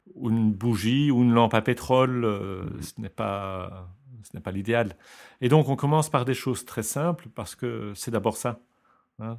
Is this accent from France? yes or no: no; Belgium; je suis belge